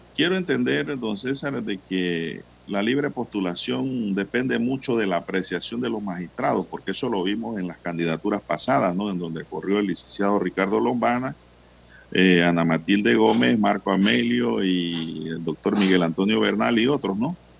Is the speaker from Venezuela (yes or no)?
no; Panama; Panamá te hablan dos palabras en español y una en inglés